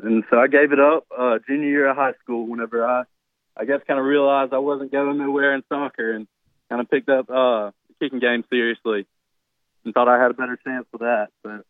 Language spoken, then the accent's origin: English; Dothan, Alabama, United States; I moved to Dothan going into eighth grade